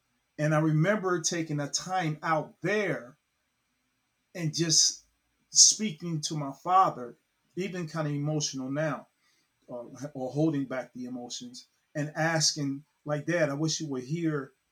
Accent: Cincinnati, Ohio, United States; moved away; I'm originally from Cincinnati, Ohio

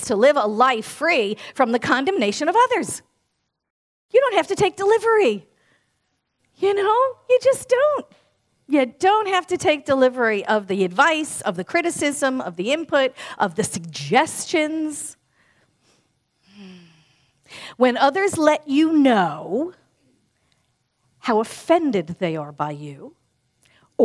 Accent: New York, United States; born and raised in New York like I was

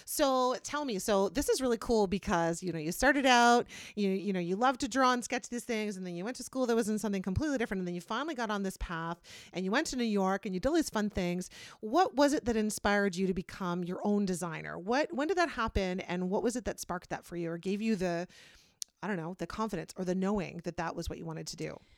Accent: Kitchener, Ontario, Canada; now in Wellesley, Canada; I'm from Kitchener, Waterloo

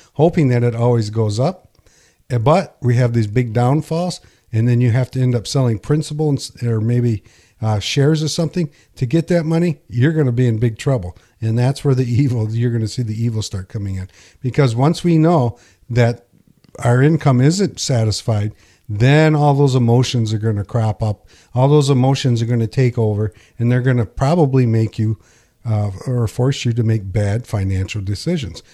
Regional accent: Pinconning, Michigan, United States; I grew up in Pinkani, there's a bowling alley here called White's

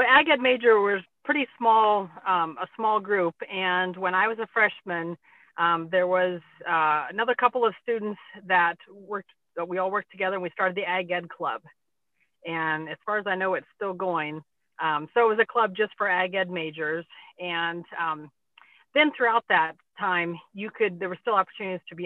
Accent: North Bend, Nebraska, United States; moved away as an adult; also born or lived in Henderson, Nebraska / Scribner, Nebraska; now in York, United States; us growing up in North Bend

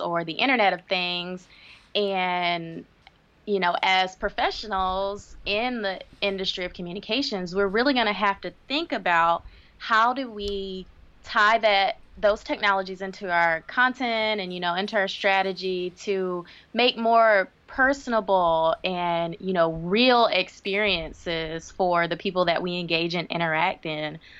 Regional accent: Greenville, South Carolina, United States; moved away as an adult; also born or lived in Washington, D.C.; my hometown of Greenville, South Carolina

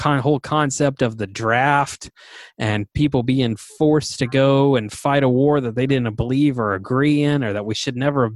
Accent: the South, United States; growing up in the South

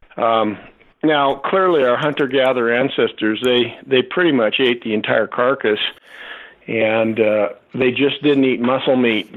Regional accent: Southern California, United States; I grew up in Southern California

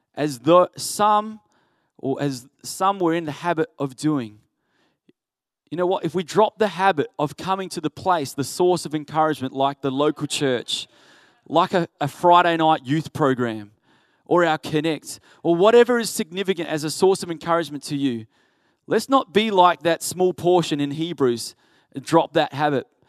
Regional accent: Adelaide, South Australia, Australia; I grew up in Ingle Farm.

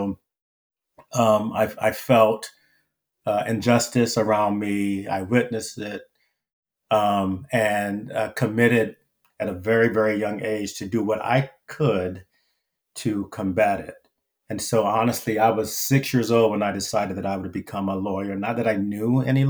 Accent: Wilmington, North Carolina, United States; moved away as an adult; also born or lived in Pennsylvania; my childhood growing up in Wilmington, North Carolina

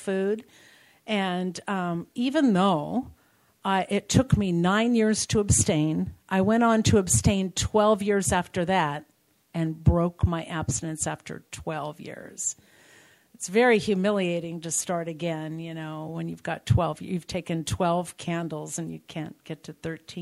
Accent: Covina, California, United States; I'm from Covina

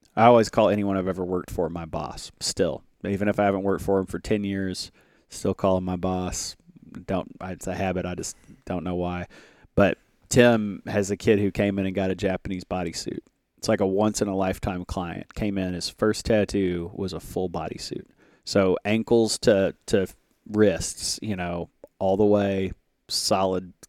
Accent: Little Rock, Arkansas, United States; I'm from Little Rock.

